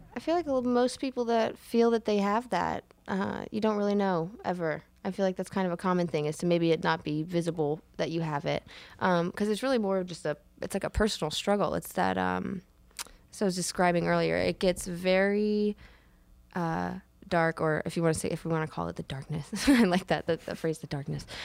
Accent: Williamsburg, Virginia, United States; also born or lived in upstate New York; I grew up in Williamsburg, Virginia

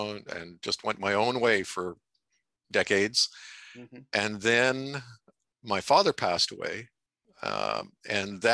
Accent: Athens, Ontario, Canada; also born or lived in Brockville; I was born in Brockville. Most of my growing up was around or in Athens.

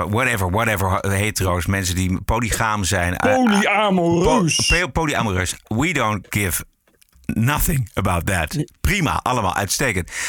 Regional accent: Suriname; Ik ben Surinaams. Ik ben in Suriname geboren. Ik ben 33 jaar eh, jong.

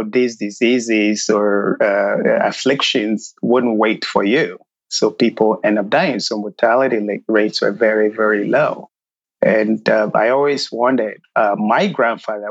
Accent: Ghana; moved away as an adult; now in United States; coming from Ghana, or growing up in Ghana, shall I say, I grew up in a very rural area

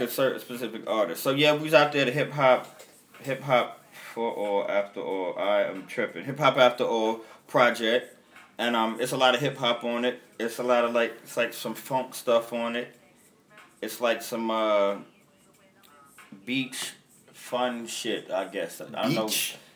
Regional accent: New York City, New York, United States; I'm from when Bed Stuy was the poor neighborhood

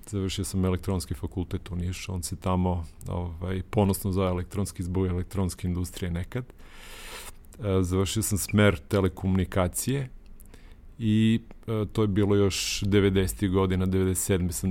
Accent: Niš, Nišava District, Serbia; da sam u Nišu završio srednju školu, ja sam inače Nišlija, rođen i odrastao u Nišu

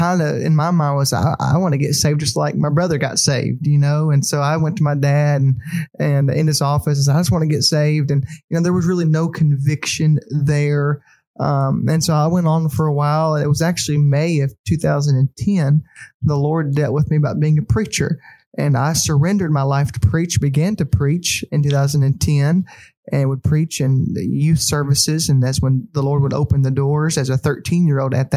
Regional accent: East Prairie, Missouri, United States; also born or lived in Sikeston, Missouri; now in Conway, United States; I'm from East Prairie, Missouri, a little town in southeast Missouri.

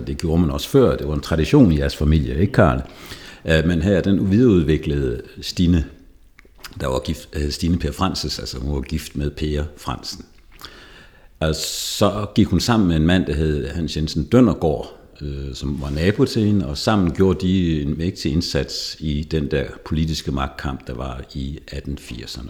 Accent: Jutland, Denmark; moved away as an adult; also born or lived in Zealand; now in Lejre, Denmark; Jeg er vokset op i Jylland

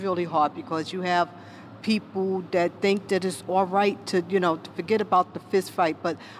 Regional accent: New York City, New York, United States; I grew up in Bedford-Stuyvesant

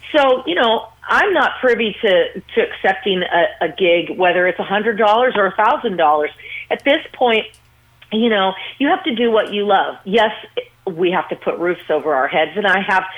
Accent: Las Vegas, Nevada, United States; growing up in Las Vegas and then starting to train as a little girl

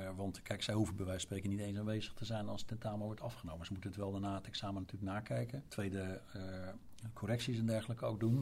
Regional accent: Overijssel, Netherlands; Uit Overijssel, dus het zijn provinciegenoten van mij

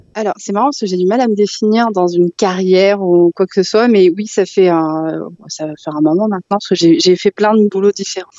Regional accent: Val-d'Oise, Île-de-France, France; j'ai grandi ouais, dans le Val d'Oise

